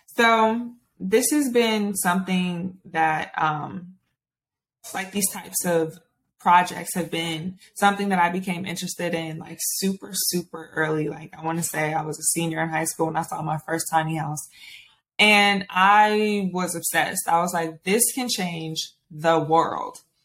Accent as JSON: {"language": "English", "town": "Stone Mountain", "region": "Georgia", "country": "United States", "said": "I'm from Stone Mountain, Georgia"}